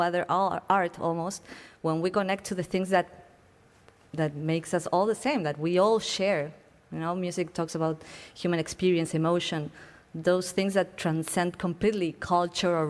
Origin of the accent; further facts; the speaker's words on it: Buenos Aires, Argentina; moved away as an adult; I am from Buenos Aires, which is a city that is boiling with art